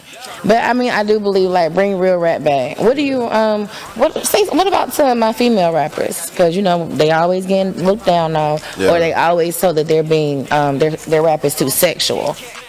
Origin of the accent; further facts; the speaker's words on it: Marietta, Georgia, United States; I'm from Marietta, Georgia.